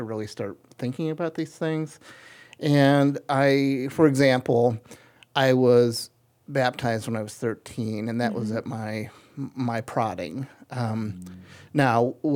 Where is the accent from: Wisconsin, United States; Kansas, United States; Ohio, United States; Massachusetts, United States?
Ohio, United States; Akron; also born or lived in Copley, Ohio; I grew up on North Hill, so very close to St. Thomas Hospital